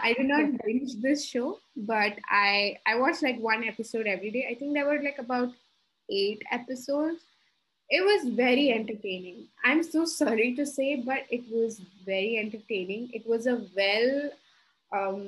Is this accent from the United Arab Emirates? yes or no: yes; Dubai, United Arab Emirates; now in Gurgaon, India; born and brought up in Dubai, who's now staying in Gurgaon